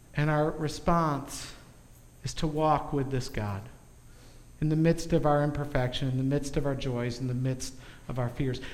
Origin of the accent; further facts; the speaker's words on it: United States; as an American